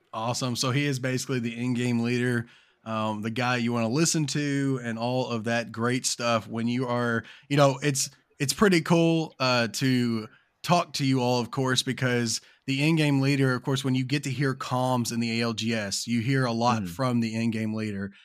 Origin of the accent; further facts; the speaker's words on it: Kentucky, United States; I'm from Kentucky